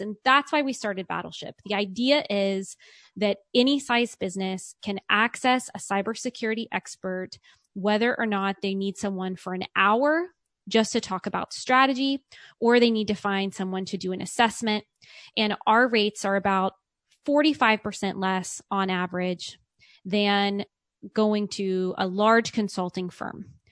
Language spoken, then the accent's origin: English; Richmond, Virginia, United States; moved away as an adult; also born or lived in California; I grew up in Richmond, Virginia